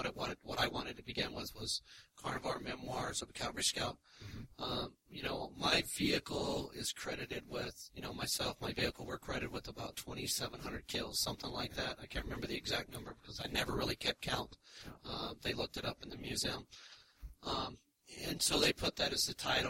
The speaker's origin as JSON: {"language": "English", "region": "Kentucky", "country": "United States", "tie": "born or raised there", "said": "growing up in Kentucky"}